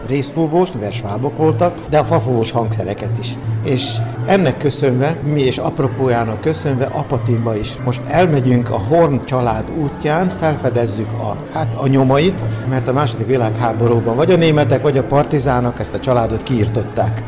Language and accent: Hungarian; Senta, Vojvodina, Serbia; most zentán élek, zentai vagyok